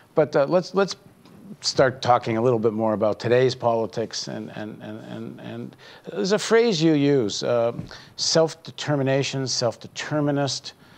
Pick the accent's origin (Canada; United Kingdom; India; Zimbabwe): Canada; as a Canadian